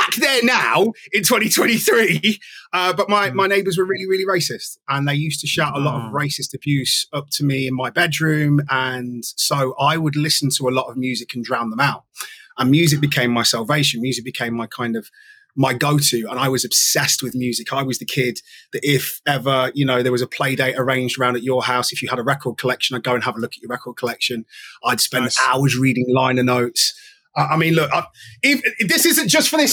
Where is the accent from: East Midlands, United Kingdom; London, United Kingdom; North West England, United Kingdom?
East Midlands, United Kingdom; Nottingham; I'm an only child, born and raised in Nottingham, a part of Nottingham called Arnold.